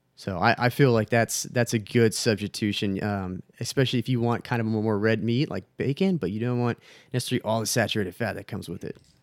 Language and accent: English; Texas, United States; moved away; Obviously, I'm from Texas. I, I miss it very, very much right now